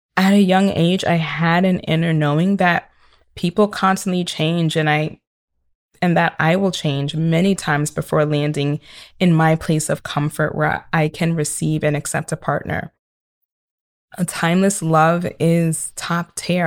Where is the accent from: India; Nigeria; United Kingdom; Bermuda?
Nigeria; I am Nigerian